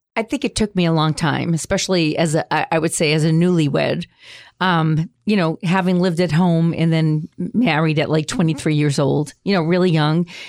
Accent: Boston, Massachusetts, United States; I grew up in the North End, which is down the street from there.

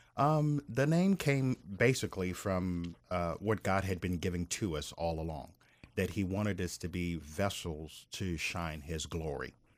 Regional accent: Maryland, United States; moved away as an adult; now in Tampa, United States; we grew up in Maryland

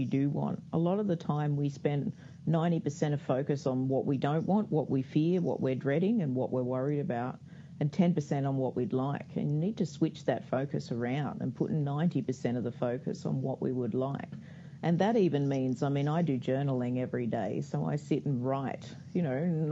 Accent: Australia; I'm Australian, so a lot of the resources are Australian, but we still speak English out here

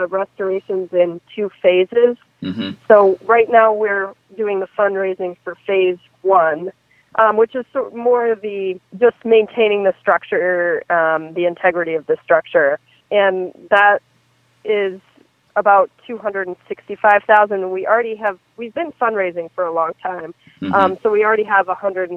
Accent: Maine, United States; I'm from Maine, but I grew up summering on Idaho

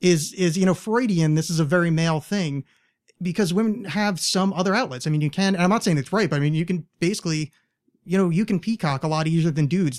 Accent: East Coast, United States; moved away as an adult; I grew up on the East Coast

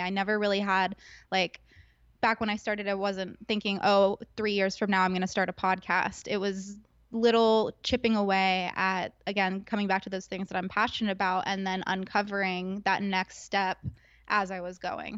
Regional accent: Agoura Hills, California, United States; growing up in Southern California, I went to school in Agora, which is next door neighbors to the Kardashians in Calabasas.

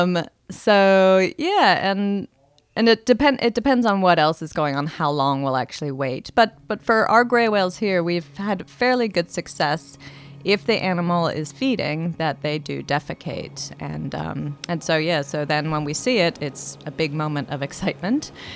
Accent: Miami, Florida, United States; now in Oregon, United States; I grew up in Miami

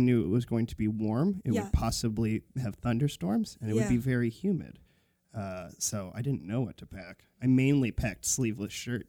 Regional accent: California, United States; now in Vancouver, Canada; I'm from California.

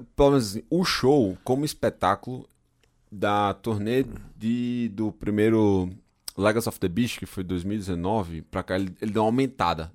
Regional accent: interior of Paraíba, Brazil; now in Germany; eu sou do interior da Paraíba

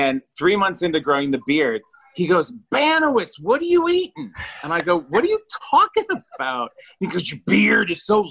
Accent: Iowa, United States; now in Los Angeles, United States; I'm from Iowa

